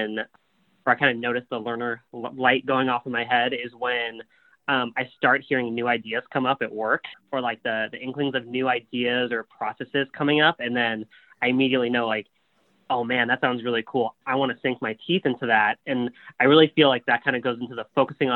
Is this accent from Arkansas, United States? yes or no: no; the Bay Area, California, United States; I am born and raised in the Bay Area and currently living in San Francisco